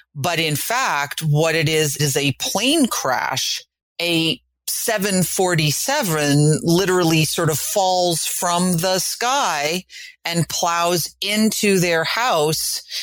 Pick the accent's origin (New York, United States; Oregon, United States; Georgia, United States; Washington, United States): New York, United States; as a New Yorker